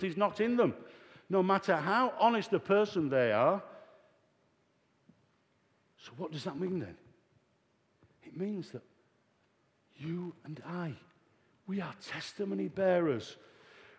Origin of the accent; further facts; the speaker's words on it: Yorkshire and the Humber, United Kingdom; We used to say in Yorkshire, Oat for note.